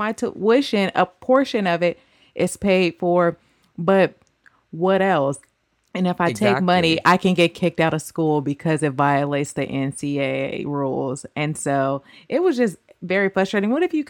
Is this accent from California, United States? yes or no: yes; Oakland, California, United States; My hometown. Sorry.